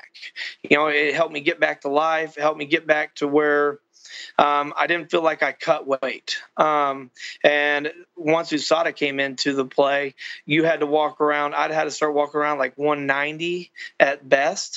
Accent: Texas, United States; I'm from Texas. I'm in Texas right now.

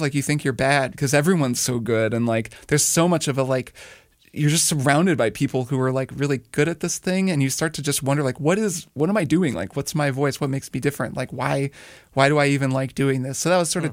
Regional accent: Indiana, United States; moved away as an adult; also born or lived in Miami, Florida; I grew up in Indiana

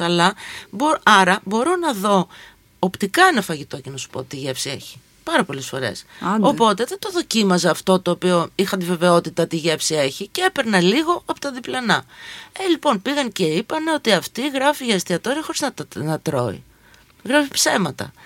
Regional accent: Volos, Thessaly, Greece; moved away; also born or lived in Athens; Εγώ μεγάλωσα αντίστοιχα στο Βόλο

